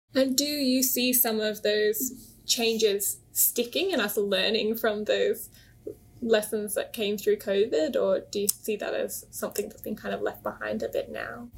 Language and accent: English; Wurundjeri country, Victoria, Australia; I grew up on Wurundjeri country